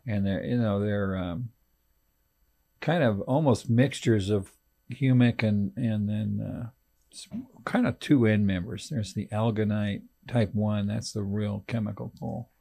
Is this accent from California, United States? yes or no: yes; California, United States; moved away; also born or lived in Texas; I'm, I'm from California